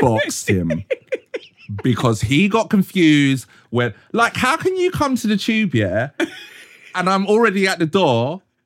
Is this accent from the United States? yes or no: no; Croydon, London, United Kingdom; originally I'm from Cro-, like, Croydon